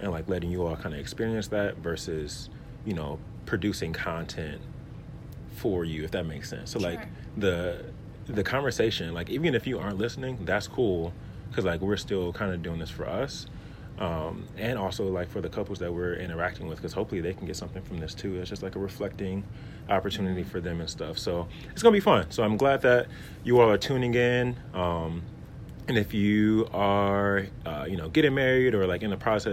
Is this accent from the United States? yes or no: yes; Milwaukee, Wisconsin, United States; I am from Milwaukee